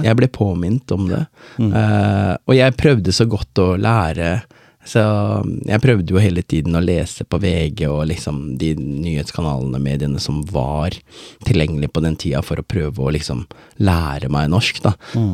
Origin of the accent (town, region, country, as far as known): Oslo, Norway; born or raised there; also born or lived in Båtsfjord, Norway; now in Skien, Norway